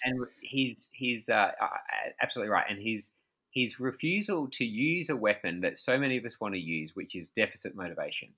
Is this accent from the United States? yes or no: no; Australia; I'm from Australia